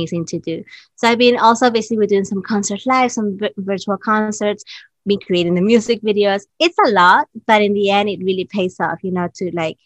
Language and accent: English; Peru; moved away as an adult; now in New York City, United States; I was born in Peru